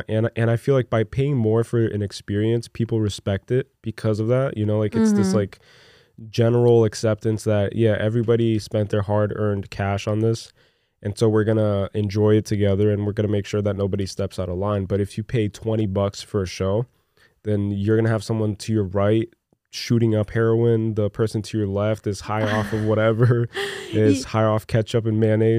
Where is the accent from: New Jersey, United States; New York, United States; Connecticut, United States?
New Jersey, United States; Newark; moved away; also born or lived in Brazil; I'm from Newark, dude.